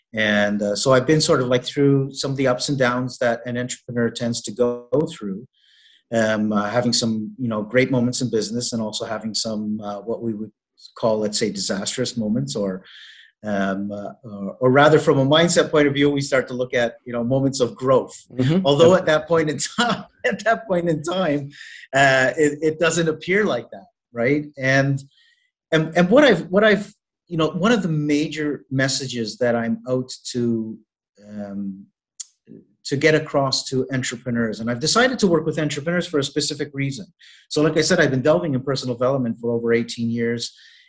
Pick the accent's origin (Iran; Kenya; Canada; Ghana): Canada; now in Malta; I'm originally from Canada, but I have been based here in Malta now for the last, I believe we're going on 2 years.